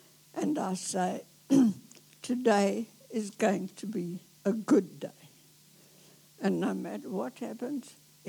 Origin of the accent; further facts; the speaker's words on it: South Africa; moved away as an adult; now in New Zealand; I was born in South Africa.